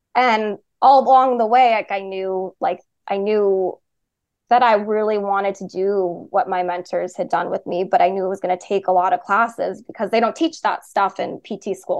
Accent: Chicago, Illinois, United States; also born or lived in Boston; I moved home to Chicago

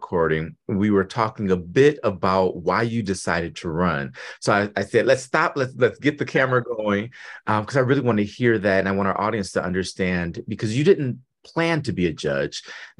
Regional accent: Detroit, Michigan, United States; from Detroit, and I have a whole bunch of cousins in Flint.

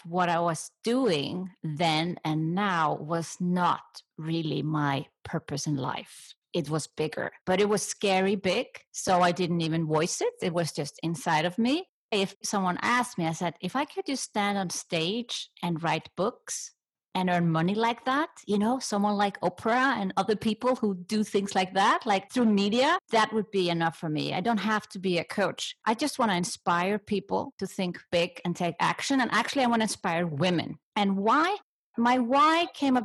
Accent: Iceland; I come from Iceland.

